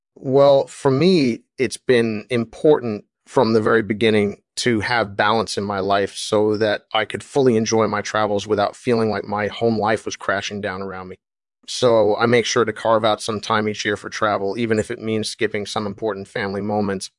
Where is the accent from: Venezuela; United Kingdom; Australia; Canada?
Australia; moved away as an adult; also born or lived in Illinois, United States / Colorado, United States; I'm originally from Australia, but I've been all over the world.